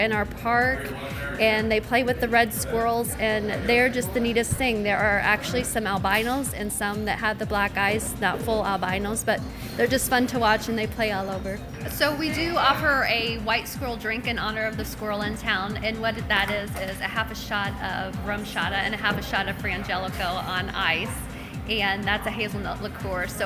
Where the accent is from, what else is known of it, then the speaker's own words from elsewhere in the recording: West Point, Iowa, United States; I am from West Point, Iowa.